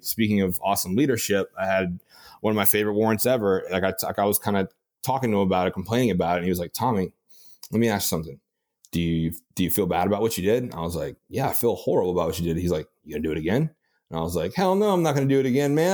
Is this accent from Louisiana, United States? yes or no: yes; Louisiana, United States; I'm from Louisiana